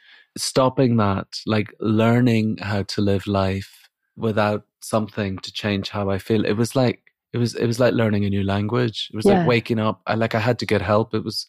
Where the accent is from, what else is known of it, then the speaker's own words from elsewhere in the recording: Ireland; now in England, United Kingdom; I did have a slight indication when I moved from Ireland to England.